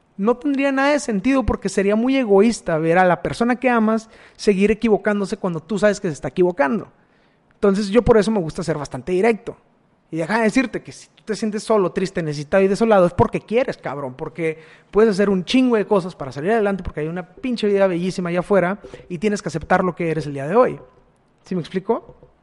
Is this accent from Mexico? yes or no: yes; Matamoros, Tamaulipas, Mexico; moved away as an adult; also born or lived in El Salto, Durango; now in Monterrey, Mexico; yo soy nacido en Matamoros, Tamaulipas y que ahí viví 18 años